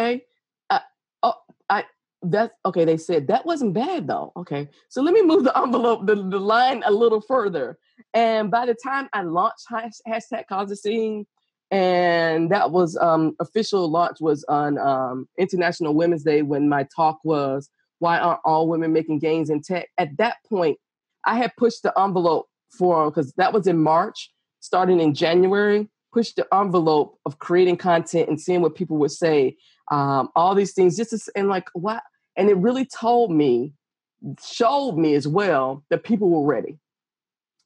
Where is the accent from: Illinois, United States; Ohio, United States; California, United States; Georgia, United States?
Georgia, United States; I was the only in many white circles growing up in Georgia.